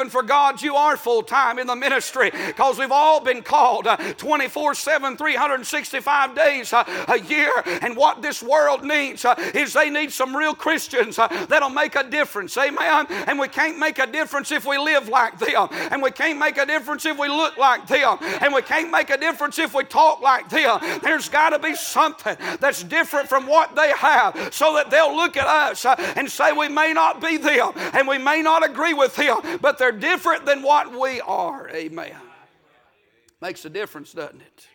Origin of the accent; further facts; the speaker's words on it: United States; I'm from Murray County